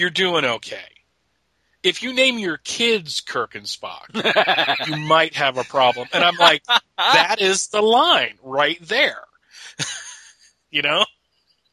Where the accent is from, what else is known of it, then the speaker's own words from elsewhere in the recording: Pennsylvania, United States; I grew up in Pennsylvania, so I watched the Eagles